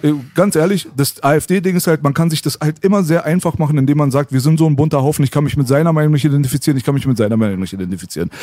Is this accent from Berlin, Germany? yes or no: yes; Berlin, Germany; moved away; also born or lived in Tehran / Metzingen; Ich bin hier in Kreuzberg aufgewachsen